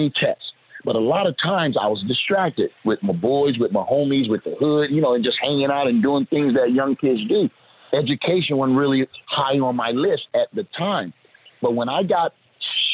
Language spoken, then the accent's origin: English; Orlando, Florida, United States; I'm from the Magic City of Orlando, Florida